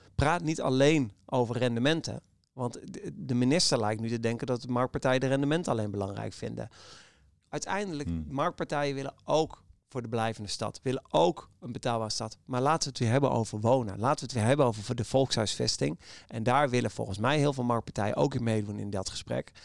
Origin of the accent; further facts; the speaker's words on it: Amsterdam, North Holland, Netherlands; we als Amsterdammers